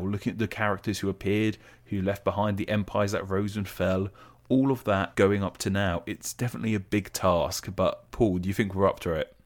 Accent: England, United Kingdom; as English people, we're obsessed with the weather

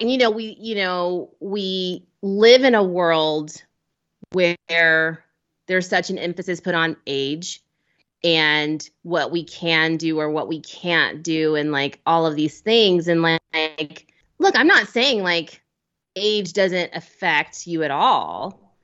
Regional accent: Cincinnati, Ohio, United States; moved away; I'm an Ohio native

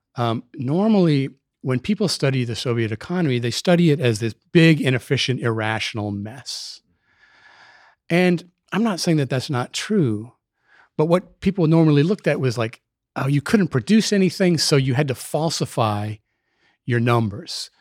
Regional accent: Minneapolis, Minnesota, United States; moved away as an adult; also born or lived in Hartford, Connecticut; I was born in Minneapolis. I lived in Minneapolis, uh, during my childhood, the formative years

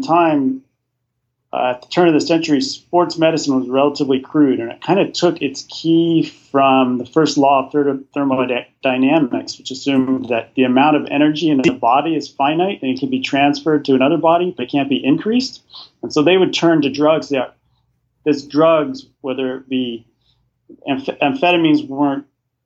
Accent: United States; as an American

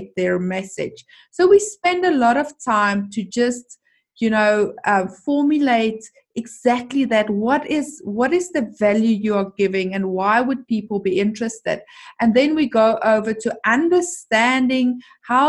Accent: South Africa; I am from South Africa

